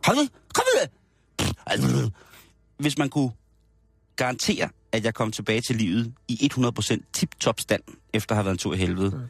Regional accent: Denmark; sådan som vi er opdraget som danskere i den kristne danske folketro

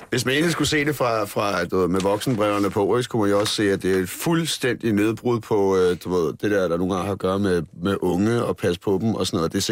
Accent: Dragør, Capital Region of Denmark, Denmark; Øh, jeg kommer, jeg kommer fra Dragør, ikke? Så det var sådan noget, der hang man ud...

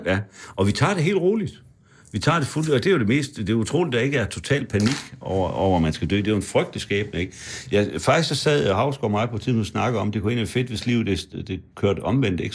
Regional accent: Frederikshavn, North Denmark Region, Denmark; born or raised there; moved away

